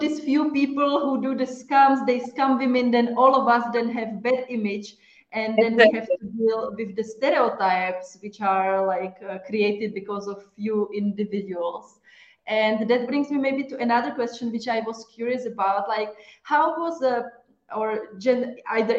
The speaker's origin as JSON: {"language": "English", "country": "Czechia", "also_born_or_lived": "Italy", "said": "I'm from Czech Republic"}